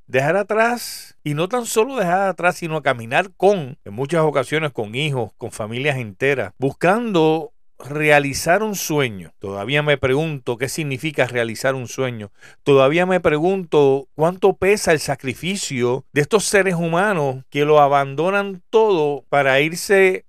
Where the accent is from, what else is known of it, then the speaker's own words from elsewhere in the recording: Puerto Rico; soy boricua, soy puertorriqueño